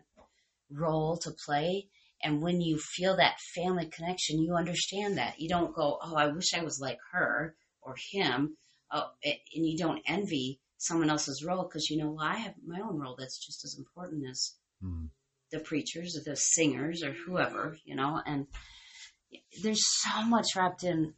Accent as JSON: {"language": "English", "country": "United States", "said": "we're American"}